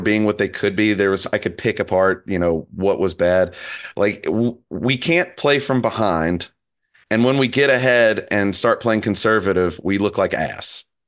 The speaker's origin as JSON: {"language": "English", "town": "New Orleans", "region": "Louisiana", "country": "United States", "tie": "born or raised there", "said": "my hometown team"}